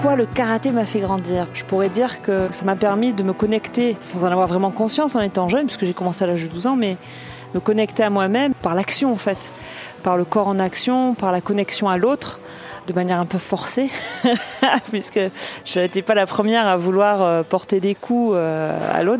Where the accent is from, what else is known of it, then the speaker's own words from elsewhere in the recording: Marseille, Provence-Alpes-Côte d'Azur, France; also born or lived in L'Union, near Toulouse; Je suis née à L'Union, à côté de Toulouse, et j'ai grandi à Marseille. Euh, je suis une fille et une femme du Midi